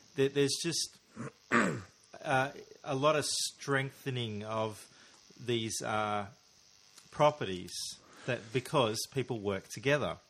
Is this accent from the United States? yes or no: no; Australia; as an Australian listener